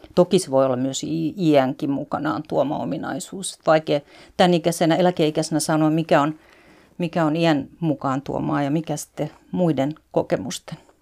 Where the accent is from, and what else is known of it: Finland; moved away as an adult